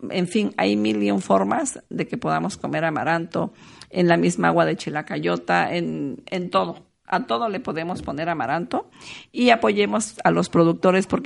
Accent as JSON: {"language": "Spanish", "region": "Oaxaca", "country": "Mexico", "said": "De nuestra cultura, de que somos mujeres oaxaqueñas y que con mucho orgullo y garbo debemos portar lo que tenemos."}